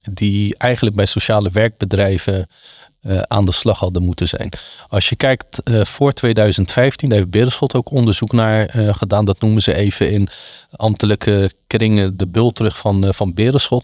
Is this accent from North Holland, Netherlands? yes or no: no; Wateringen, South Holland, Netherlands; Ik kom uit het Westland, eh, bestaat uit elf dorpen, eh, Wateringen